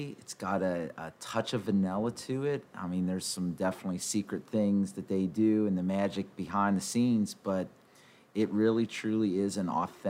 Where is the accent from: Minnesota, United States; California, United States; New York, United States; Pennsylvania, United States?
Pennsylvania, United States; now in Texas, United States; I'm originally from Pennsylvania